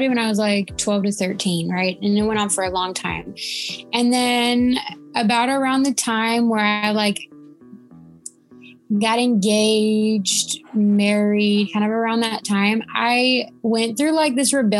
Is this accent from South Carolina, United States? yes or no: no; Laredo, Texas, United States; also born or lived in Alabama; I live in Laredo